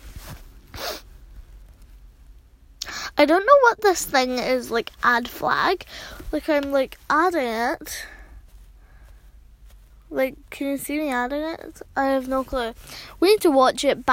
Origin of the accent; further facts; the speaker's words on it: Scotland, United Kingdom; accent: Scottish; I'll be, like, a pure Scottish, because I'm from Scotland